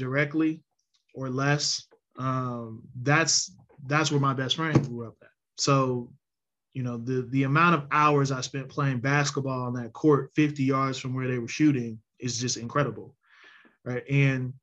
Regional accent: Lincoln Heights, Ohio, United States; folks from Lincoln Heights is a little temperamental

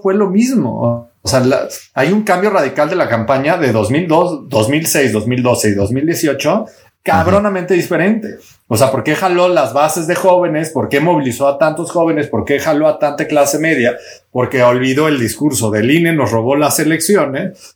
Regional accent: Mexico; los más de 100 millones de mexicanos que somos

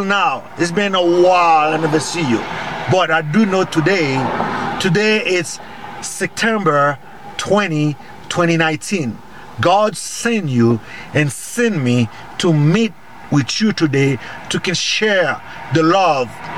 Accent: Haiti; I'm from Haiti.

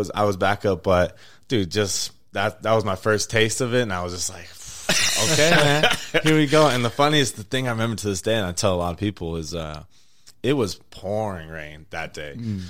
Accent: Las Vegas, Nevada, United States; growing up in Vegas

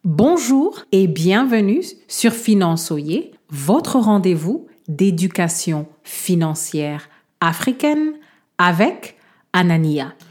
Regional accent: DR Congo; chez moi en République démocratique du Congo

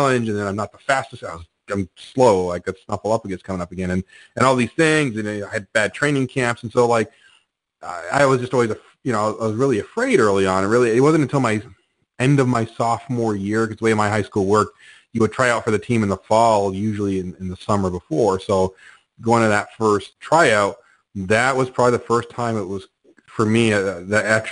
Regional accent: Canada; I'm Canadian

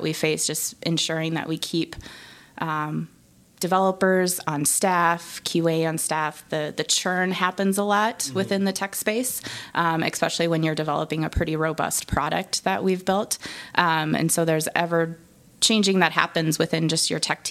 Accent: Nebraska, United States; I am from Nebraska

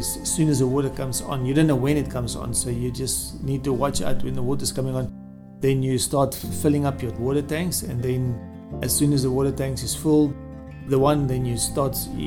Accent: South Africa; I'm from South Africa

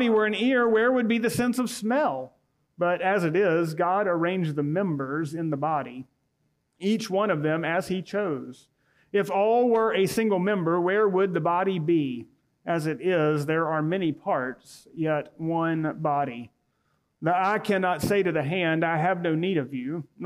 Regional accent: Auburn, Alabama, United States; moved away as an adult; now in Opelika, United States; when I was growing up in Auburn

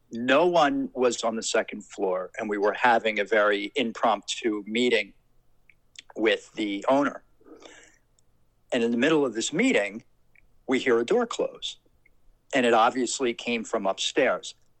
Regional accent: Trenton, New Jersey, United States; I grew up in Trenton, New Jersey

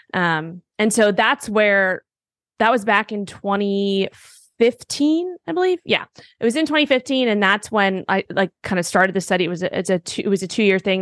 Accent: New York City, New York, United States; moved away as an adult; also born or lived in Miami; I grew up in Manhattan, New York

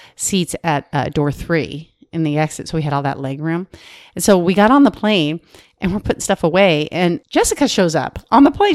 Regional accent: Arizona, United States; I'm from Arizona.

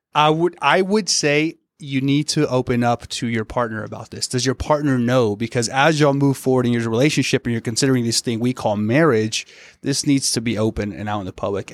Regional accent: the South, United States; moved away; I'm from the South

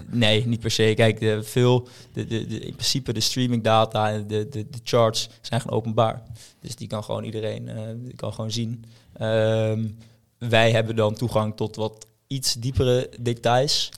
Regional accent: Haarlem, North Holland, Netherlands; in Haarlem, waar ik vandaan kom

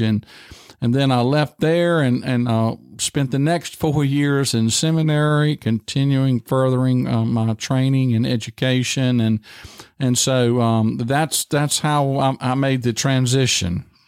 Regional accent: Tight Squeeze / Dry Fork, Virginia, United States; moved away as an adult; I grew up there and we raised tobacco

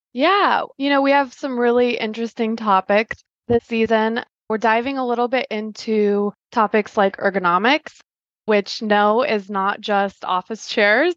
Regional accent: Polk City, Iowa, United States; I grew up in Polk City, Iowa

